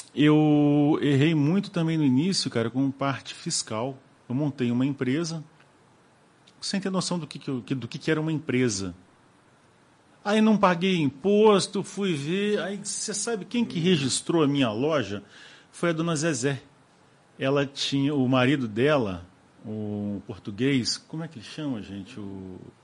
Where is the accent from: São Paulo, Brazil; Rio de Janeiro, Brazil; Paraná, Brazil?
Rio de Janeiro, Brazil; moved away as an adult; now in Cataguases, Brazil; eu era criança quando saí do Rio